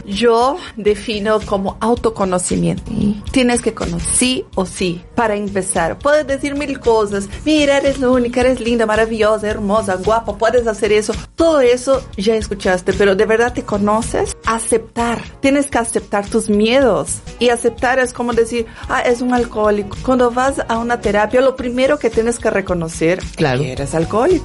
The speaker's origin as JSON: {"language": "Spanish", "country": "Brazil", "tie": "born or raised there", "second_language": "Spanish", "moved": "as an adult", "lives_now": "Mexico", "said": "soy una mujer que viene desde la favela de Brasil, que tuve mis orígenes muy humildes."}